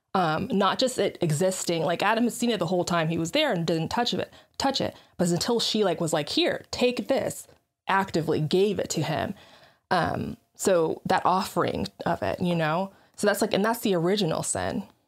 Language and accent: English; Nigeria; I'm black, I'm Nigerian